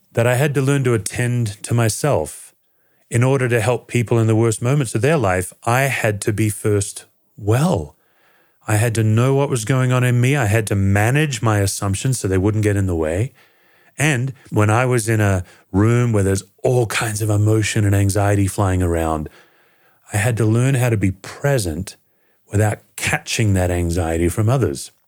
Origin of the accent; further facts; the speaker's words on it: Perth, Western Australia, Australia; now in United States; I was born in Western Australia in a city called Perth, the most isolated city in the world, and I grew up and was raised in a secular family